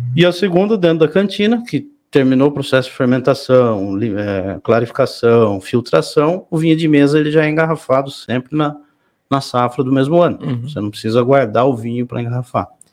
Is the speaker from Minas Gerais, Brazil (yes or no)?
no; São Roque, São Paulo, Brazil; sou nascido aqui em São Roque, né? E estudei aqui em Maneilane, famoso Maneilane